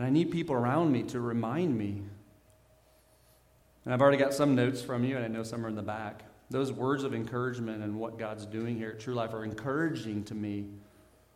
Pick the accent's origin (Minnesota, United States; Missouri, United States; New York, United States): Missouri, United States; Southern; I grew up in Southern Missouri.